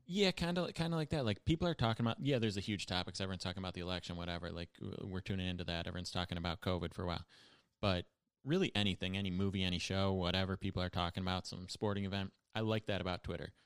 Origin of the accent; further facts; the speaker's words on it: Buffalo, New York, United States; now in New York, United States; my hometown was, like, kind of slash is a center for the opioid crisis. Like, definitely more heroin addicts in Buffalo than most cities